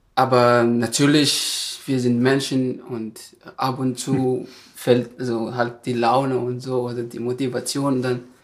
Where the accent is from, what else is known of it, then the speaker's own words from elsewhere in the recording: Madagascar; German is a second language; moved away as an adult; now in Germany; ich komme aus Madagaskar